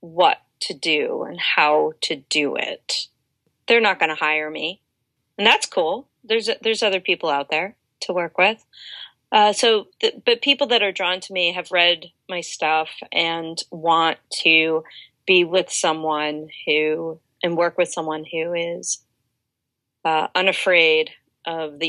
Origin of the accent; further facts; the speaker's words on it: Delaware, United States; now in Washington, DC, United States; I grew up in Delaware